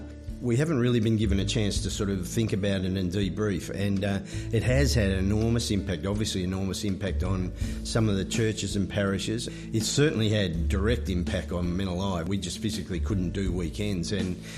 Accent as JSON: {"language": "English", "town": "Moama", "region": "New South Wales", "country": "Australia", "said": "I'm from Moama, so I'm still in New South Wales"}